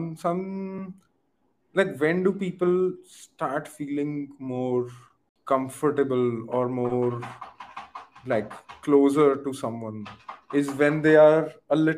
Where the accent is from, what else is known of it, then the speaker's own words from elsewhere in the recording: India; I'm from India.